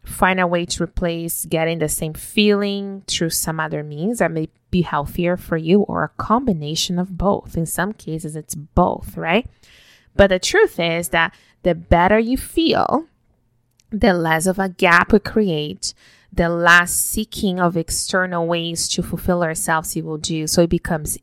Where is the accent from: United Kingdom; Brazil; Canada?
Brazil; moved away; growing up in Brazil, we woke up every single morning with my parents bringing us a hot cup of hot chocolate